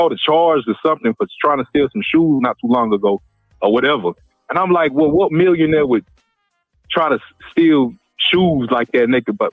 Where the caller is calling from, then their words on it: Georgia, United States; I'm from Georgia.